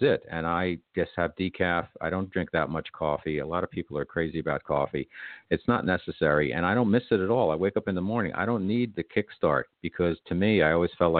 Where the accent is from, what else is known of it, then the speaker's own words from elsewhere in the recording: United States; I'm an American